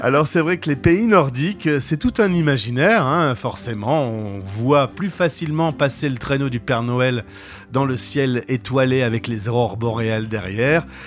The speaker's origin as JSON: {"language": "French", "country": "France", "said": "chez nous en France"}